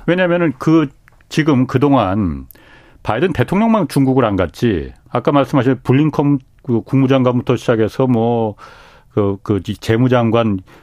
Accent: Seoul, South Korea; 저도 고향이 서울입니다

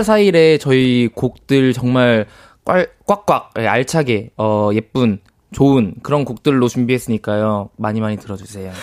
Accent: Daejeon, South Korea; moved away; 저는 추석에 이제 대전 고향에 내려갔다 왔는데

